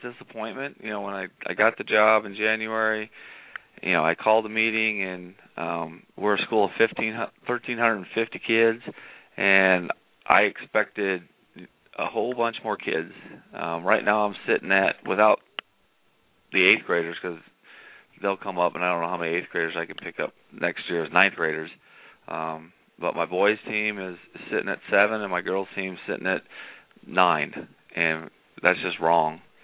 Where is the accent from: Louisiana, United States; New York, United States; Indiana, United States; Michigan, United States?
Indiana, United States; now in Arizona, United States; I grew up in Indiana